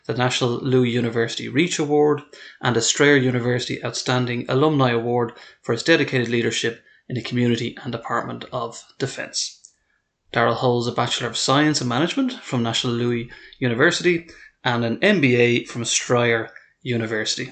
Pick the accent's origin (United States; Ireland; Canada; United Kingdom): Ireland; as an Irishman growing up